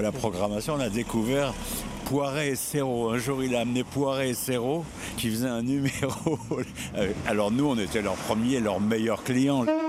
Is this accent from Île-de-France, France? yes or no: yes; Paris, Île-de-France, France; je suis parisien